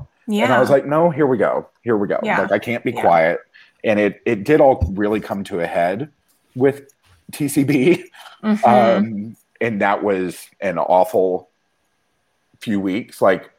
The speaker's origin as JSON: {"language": "English", "region": "the South", "country": "United States", "tie": "born or raised there", "said": "I grew up in the South, and I'm fully gay and like came out when I was 21."}